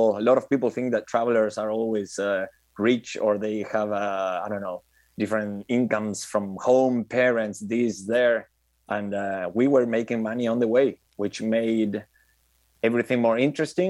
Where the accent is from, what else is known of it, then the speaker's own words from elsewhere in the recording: Argentina; moved away as an adult; I'm from here. I'm back home